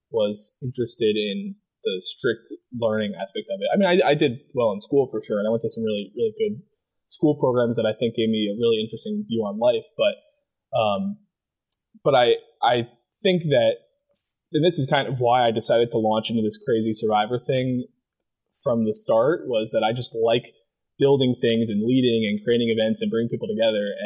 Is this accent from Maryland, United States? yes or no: yes; Maryland, United States; there's nothing really defining about growing up in Maryland, like besides crabs.